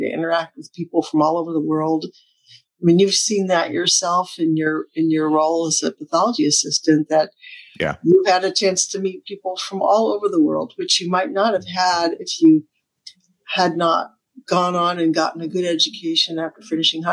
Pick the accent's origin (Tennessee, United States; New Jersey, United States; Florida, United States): Tennessee, United States; Oak Ridge; also born or lived in Michigan / Japan; I grew up in East Tennessee, in an area. I was born in Michigan, but my family moved to Tennessee when I was 1 year old.